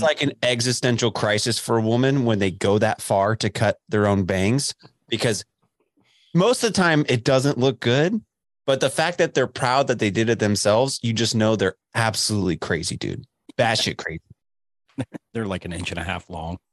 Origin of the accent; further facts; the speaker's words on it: Dallas, Texas, United States; moved away; also born or lived in Lubbock, Texas; I grew up in Dallas